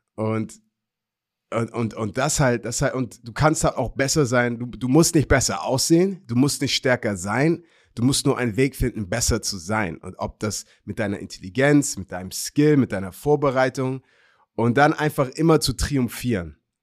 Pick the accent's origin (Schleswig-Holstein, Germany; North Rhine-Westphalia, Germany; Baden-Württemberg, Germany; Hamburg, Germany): Hamburg, Germany; born or raised there